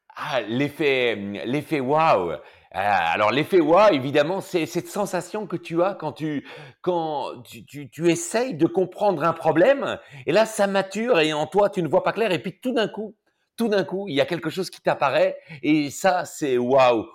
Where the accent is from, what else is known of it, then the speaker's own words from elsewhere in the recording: Belgium; accent: Belgian; je suis belge